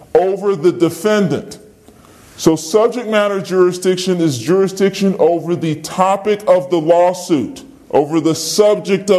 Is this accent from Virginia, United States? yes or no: yes; Virginia, United States; I'm a citizen of Virginia